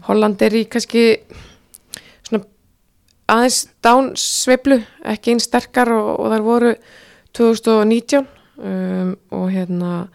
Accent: Iceland; við Íslendingar

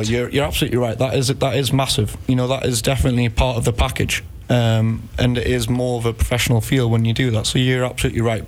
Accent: Newcastle upon Tyne, North East England, United Kingdom; moved away as an adult; now in Iceland; I'm from Newcastle

